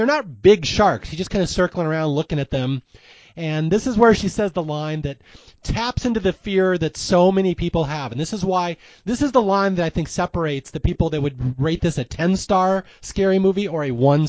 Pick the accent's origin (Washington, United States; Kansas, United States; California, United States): Washington, United States; Seattle; I'm from Seattle